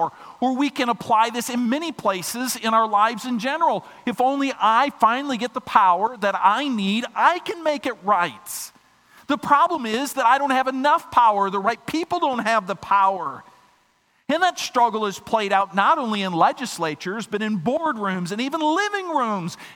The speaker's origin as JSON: {"language": "English", "region": "Minnesota", "country": "United States", "tie": "born or raised there", "said": "my home state of Minnesota"}